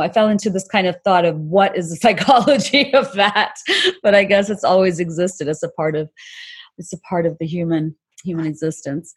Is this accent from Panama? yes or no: no; Dhaka, Dhaka Division, Bangladesh; I, am from Bangladesh and I grew up in Bangladesh